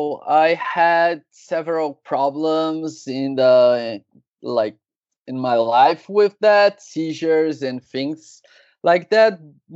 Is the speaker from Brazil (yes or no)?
yes; São Paulo, Brazil; I'm from Brazil, São Paulo